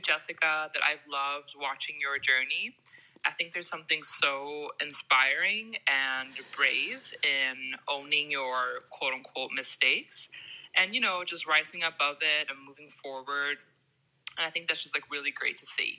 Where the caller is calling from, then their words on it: Sweden; I'm calling in from Sweden